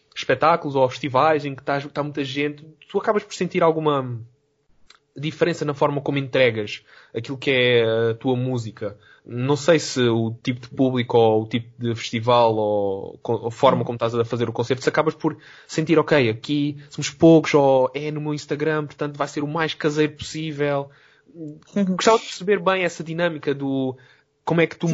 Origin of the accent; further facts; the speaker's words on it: Algarve, Portugal; moved away as an adult; also born or lived in Lisbon; sou do Algarve e depois do Algarve para Lisboa